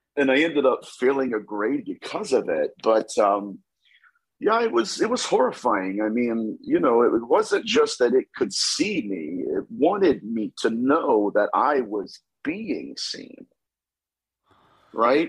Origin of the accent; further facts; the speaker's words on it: Dayton, Ohio, United States; I am from Dayton, Ohio, so I'm a Buckeye